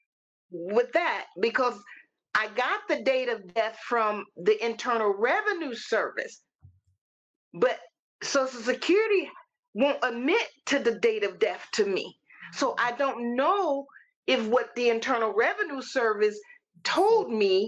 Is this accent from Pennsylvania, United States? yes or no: no; Missouri, United States; moved away as an adult; now in Tennessee, United States; I am a native of Missouri